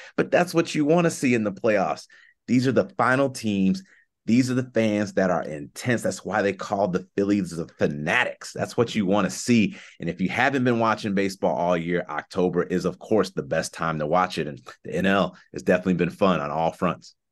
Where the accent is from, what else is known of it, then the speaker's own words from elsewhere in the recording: Chicago, Illinois, United States; I'm from Chicago